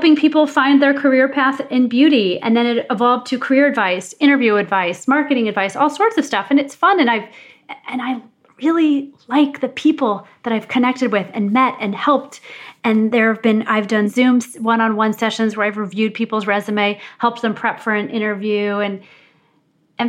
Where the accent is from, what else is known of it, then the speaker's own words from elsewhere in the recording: Missouri, United States; moved away as an adult; also born or lived in Ohio; I grew up in Missouri. I'm not from New York